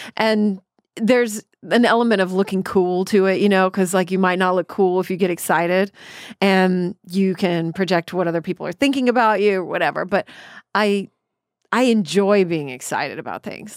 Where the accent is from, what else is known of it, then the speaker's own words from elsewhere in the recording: Killeen, Texas, United States; where I grew up in Killeen, Texas